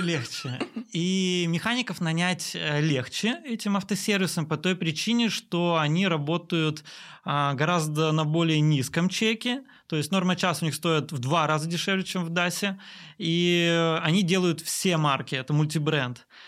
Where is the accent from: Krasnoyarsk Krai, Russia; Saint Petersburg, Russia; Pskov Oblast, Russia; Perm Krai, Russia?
Perm Krai, Russia; Perm; три автосервиса в моем родном городе Перми